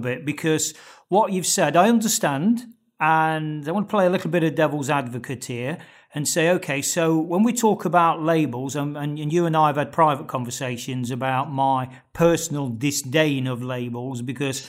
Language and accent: English; Nottingham, East Midlands, United Kingdom; my hometown of Nottingham in England